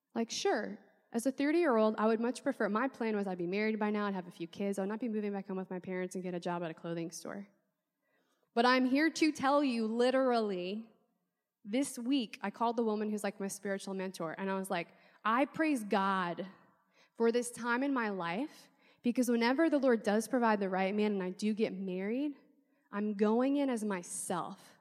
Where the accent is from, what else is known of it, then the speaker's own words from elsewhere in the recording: New Orleans, Louisiana, United States; I'm from New Orleans